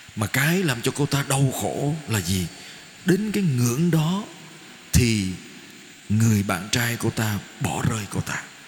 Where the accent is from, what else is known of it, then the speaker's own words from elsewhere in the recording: Vietnam; con đến từ Việt Nam